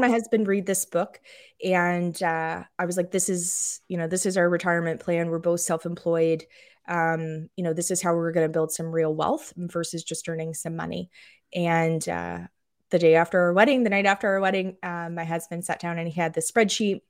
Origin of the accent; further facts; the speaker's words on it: just outside of Toronto, Ontario, Canada; moved away as an adult; now in Aiken, United States; I grew up just outside of Toronto